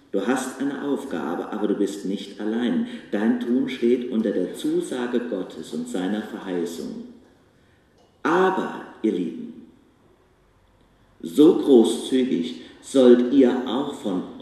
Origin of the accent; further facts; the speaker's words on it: Bach, Germany; In meinem Heimatort Bach habe ich dem Letzt gehört, die macht das immer